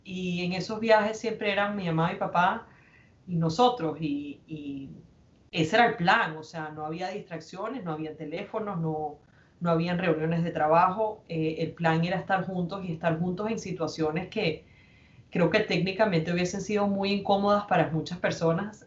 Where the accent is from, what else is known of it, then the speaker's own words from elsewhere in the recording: Venezuela; moved away; somos venezolanos exilados que ya llevamos 10, 15 años en República Dominicana, en Miami